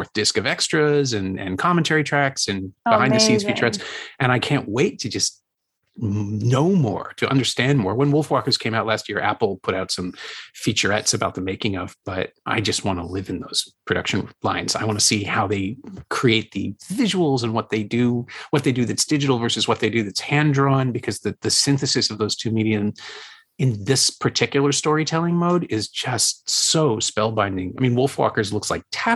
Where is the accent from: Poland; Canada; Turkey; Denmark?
Canada; also born or lived in Toronto; as a Canadian, and specifically a Toronto film critic